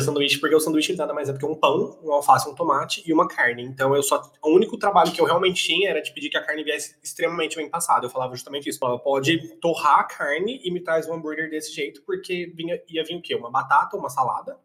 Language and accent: Portuguese; Brazil; eu sou brasileiro